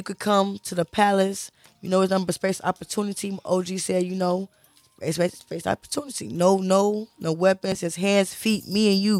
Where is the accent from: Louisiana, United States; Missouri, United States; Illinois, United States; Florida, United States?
Illinois, United States; Maywood; I grew up in Maywood.